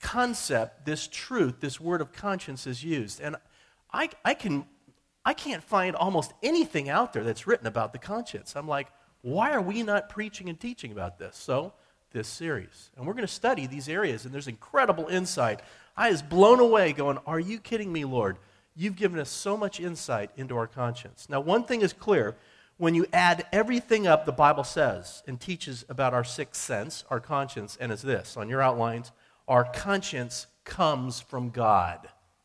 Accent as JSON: {"language": "English", "town": "Billings", "region": "Montana", "country": "United States", "moved": "yes", "said": "I'm from Montana, Billings, Montana, originally"}